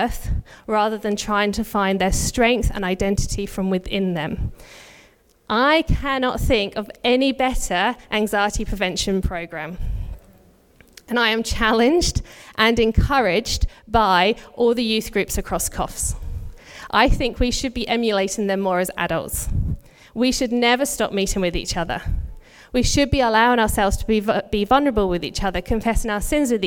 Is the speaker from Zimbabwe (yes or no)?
no; United Kingdom; now in Australia; If you can tell from my accent, I'm not originally from Australia. Our families are both back in the UK.